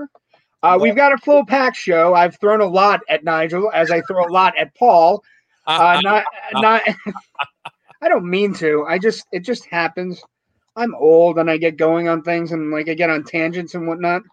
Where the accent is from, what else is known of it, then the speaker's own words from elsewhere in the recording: Scranton, Pennsylvania, United States; I'm from Scranton, Pennsylvania, yeah, we have a big St. Patrick's Day parade